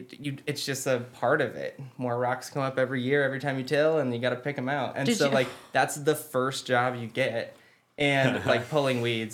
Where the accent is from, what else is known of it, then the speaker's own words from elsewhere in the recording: Creston, Washington, United States; moved away as an adult; now in Spokane, United States; Born in Spokane, not technically raised here. I grew up in Creston, Washington, which is 60 miles west.